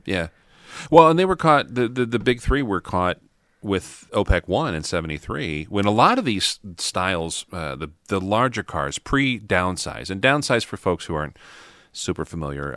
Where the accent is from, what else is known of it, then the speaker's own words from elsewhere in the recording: Midwest, United States; growing up in the Midwest as a kid